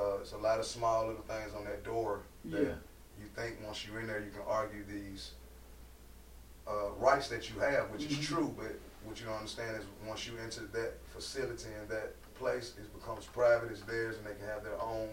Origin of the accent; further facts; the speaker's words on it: Atlanta, Georgia, United States; I'm born and raised in Atlanta, Georgia. And I'll never forget, you know, growing up on the east side